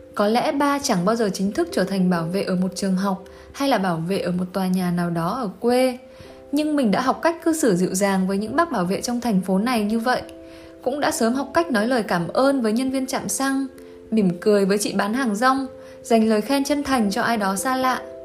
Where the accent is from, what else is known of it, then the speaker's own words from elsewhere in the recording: Quang Binh, Vietnam; moved away; Hồi xưa bác từng ở Quảng Bình một thời gian đấy